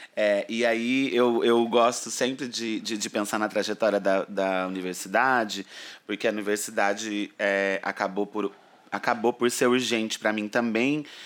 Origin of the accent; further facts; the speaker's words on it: interior of São Paulo, Brazil; moved away as an adult; now in São Paulo, Brazil; eu venho do interior de São Paulo, uma cidadezinha onde acabou que eu nasci